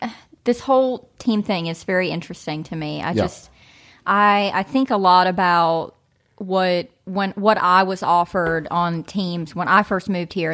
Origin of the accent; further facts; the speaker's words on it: Kentucky, United States; So I'm from Eastern Kentucky.